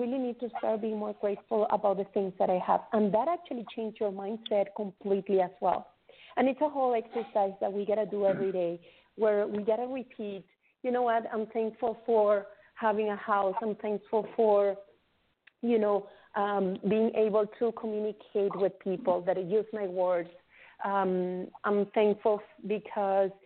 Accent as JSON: {"language": "English", "country": "Venezuela", "tie": "born or raised there", "moved": "yes", "lives_now": "Canada", "said": "I come from Venezuela. I grew up. I came to Canada in 2001, so I have been here for 18 years already"}